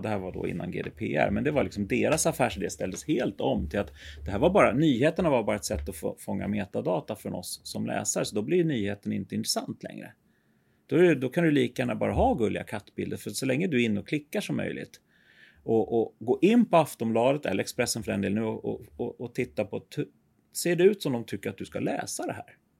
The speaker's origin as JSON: {"language": "Swedish", "country": "Sweden", "said": "vi som, som svenskar"}